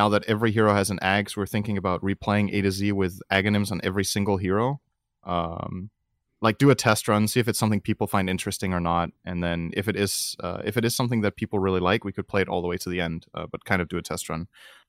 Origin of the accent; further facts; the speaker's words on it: China; moved away as an adult; I'm an American who was born and raised in China. Parenthesis, I'm Caucasian. I lived there from when I was born, basically until I started college